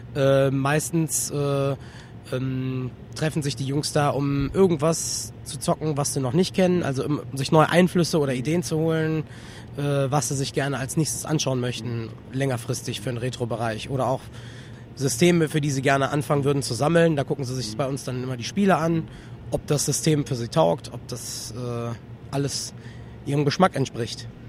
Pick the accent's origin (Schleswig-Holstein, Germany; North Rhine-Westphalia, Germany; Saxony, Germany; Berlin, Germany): North Rhine-Westphalia, Germany; Solingen; ich komme aus Solingen